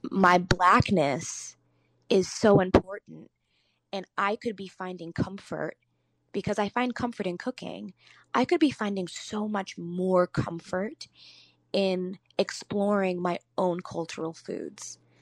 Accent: Chicago, Illinois, United States; I grew up in Beverly and on the South side of Chicago

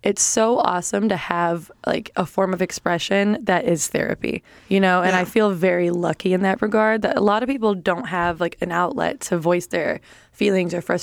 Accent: Milwaukee, Wisconsin, United States; moved away; also born or lived in Chicago, Illinois; Milwaukee artists, which is like my hometown

